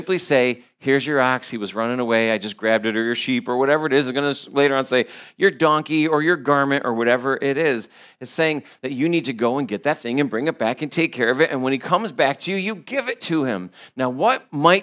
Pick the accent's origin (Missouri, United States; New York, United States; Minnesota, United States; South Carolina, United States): New York, United States; I'm from New York